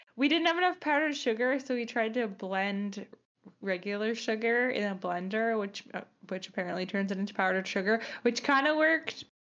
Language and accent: English; Long Island, New York, United States; I'm from Long Island, you know, we ate pasta